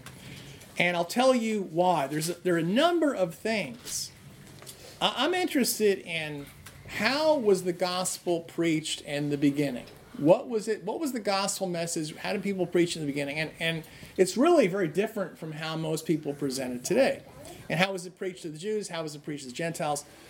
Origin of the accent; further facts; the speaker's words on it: New Jersey, United States; I'm from New Jersey, where no one's polite